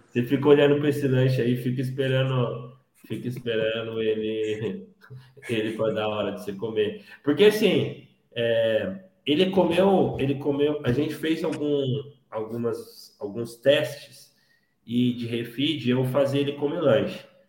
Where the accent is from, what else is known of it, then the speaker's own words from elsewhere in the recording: Paulínia, São Paulo, Brazil; eu sou aqui de, de Paulínia, Campinas